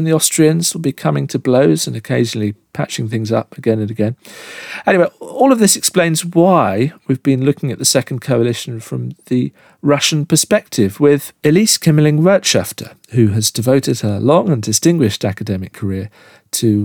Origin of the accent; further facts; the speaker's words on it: United Kingdom; as a Brit, I've grown up in the shadow of Nelson's Column and Waterloo